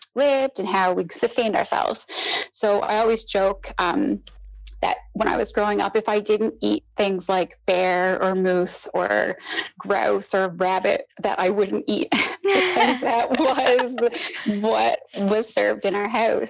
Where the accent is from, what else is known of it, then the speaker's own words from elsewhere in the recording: Newfoundland and Labrador, Canada; I'm from Newfoundland, which is an island off the coast of Canada in the North Atlantic